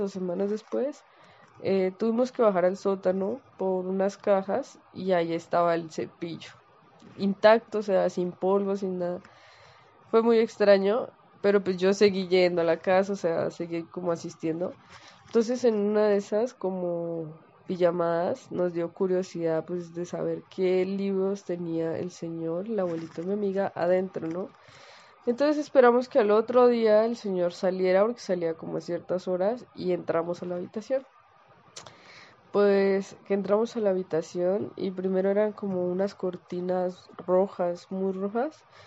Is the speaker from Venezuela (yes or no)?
no; Colombia; yo soy colombiana